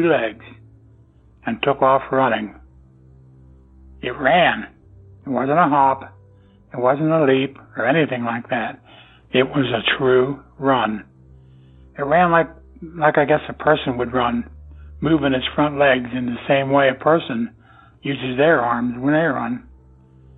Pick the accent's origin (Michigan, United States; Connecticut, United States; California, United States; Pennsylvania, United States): Pennsylvania, United States; I am from Pennsylvania.